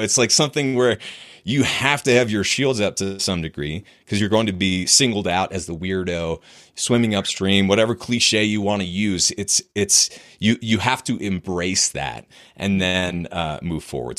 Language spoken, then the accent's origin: English; New Hampshire, United States; I was, I was raised in New Hampshire. So in the U S, a rural place